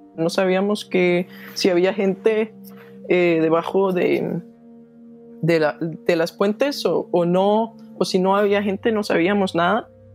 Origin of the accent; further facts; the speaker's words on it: Denmark; Spanish is a second language; soy de Dinamarca